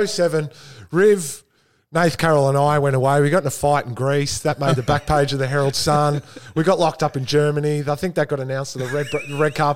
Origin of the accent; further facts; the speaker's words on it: Essendon, Victoria, Australia; I grew up in Essendon